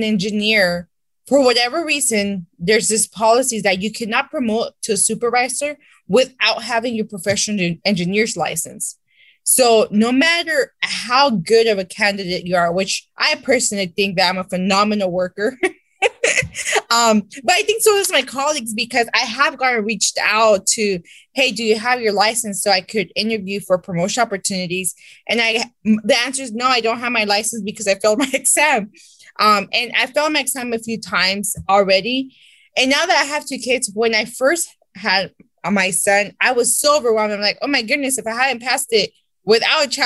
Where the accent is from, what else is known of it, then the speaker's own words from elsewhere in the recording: Santa Ana, California, United States; I interned in my hometown city of Santa Ana